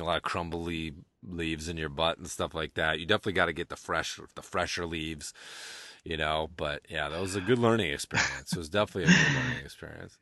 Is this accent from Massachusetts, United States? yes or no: yes; Amherst, Massachusetts, United States; UMass, where I grew up right outside of Amherst, where UMass is